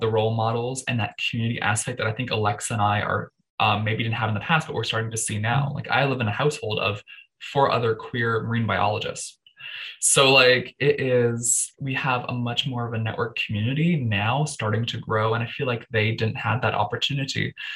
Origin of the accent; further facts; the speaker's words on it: Toronto, Ontario, Canada; I was born in Toronto.